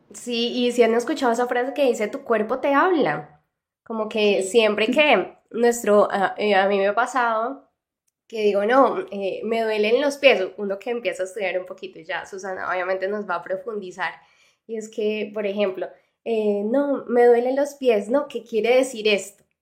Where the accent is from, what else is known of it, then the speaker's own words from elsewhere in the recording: Mexico; de México